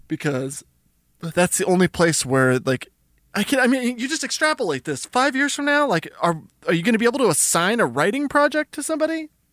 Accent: New Mexico, United States; I'm from New Mexico

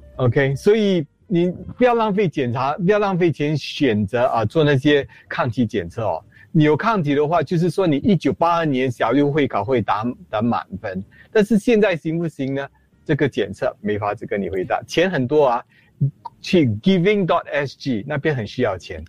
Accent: Singapore; 我们做一新加坡人

